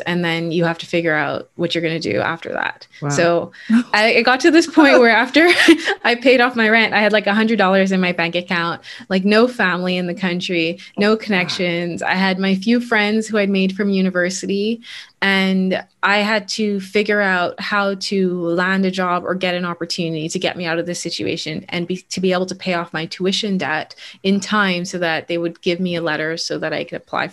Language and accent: English; Bahamas; moved away as an adult; also born or lived in Canada; I was born and raised in the Bahamas